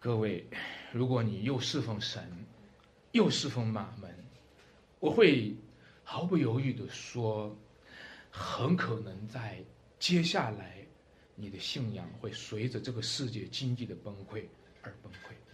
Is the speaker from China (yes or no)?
yes; China; 我们中国人常常讲一句话哈